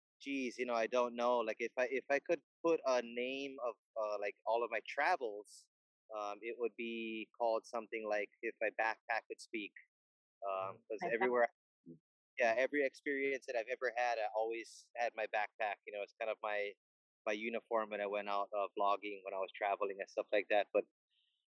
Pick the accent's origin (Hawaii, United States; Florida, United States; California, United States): Hawaii, United States; I was born and raised in Hawaii